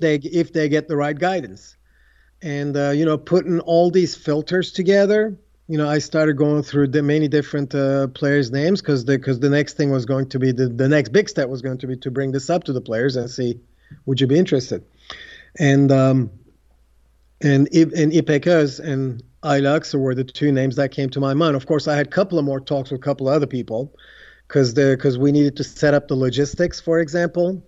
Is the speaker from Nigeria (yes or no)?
no; Istanbul, Turkey; English is a second language; moved away as an adult; also born or lived in United States; growing up in Istanbul, Turkey